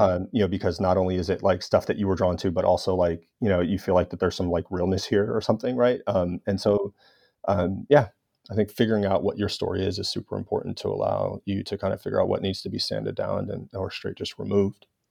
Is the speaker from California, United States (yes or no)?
yes; Los Angeles, California, United States; in my hometown of Los Angeles